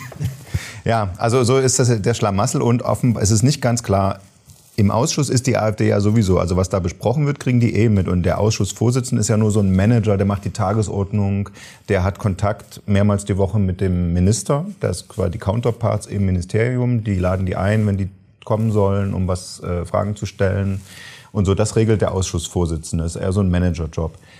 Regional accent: Saxony, Germany; accent: Saxon; ich komme aus Sachsen, ich könnte das äh, auf Sächsisch machen

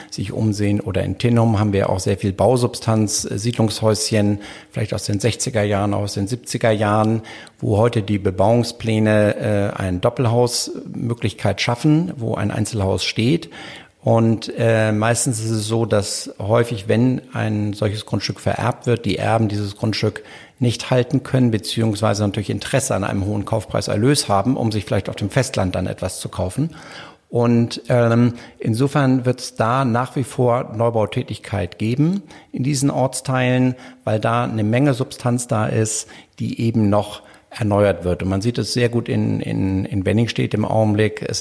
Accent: Hamburg, Germany; ich könnte das jetzt als Hamburger dann so ein Objekt nicht kaufen.

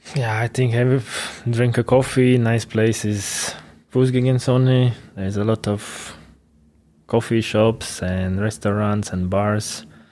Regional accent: Ventspils, Latvia; English is a second language; moved away as an adult; also born or lived in Liepāja, Latvia; now in Weiden, Germany; my hometown Ventspils

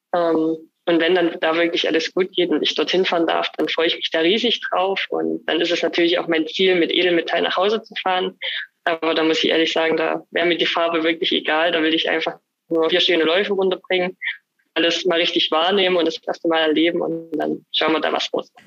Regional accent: Annaberg-Buchholz, Saxony, Germany; born or raised there; also born or lived in Oberwiesenthal

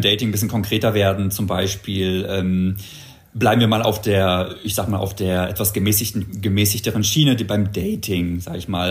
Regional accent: Berlin, Germany; bin tatsächlich gebürtiger Berliner. Also tatsächlich im Wedding aufgewachsen

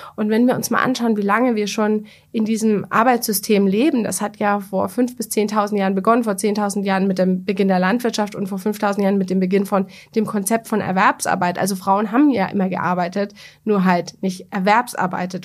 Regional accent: Bavaria, Germany; ich komme aus Bayern

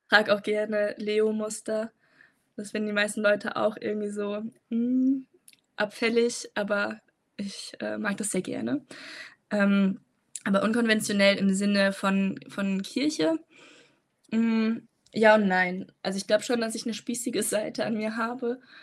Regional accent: Frankfurt am Main, Hesse, Germany; also born or lived in Tübingen; bin eigentlich aus Frankfurt am Main und pendle immer hin und her.

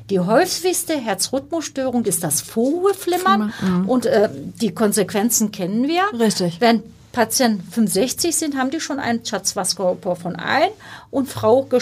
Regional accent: Turkey; born there; first language Turkish; also die, mh, Ursprungssprache ist Türkisch, das haben Sie sehr schön gesagt.

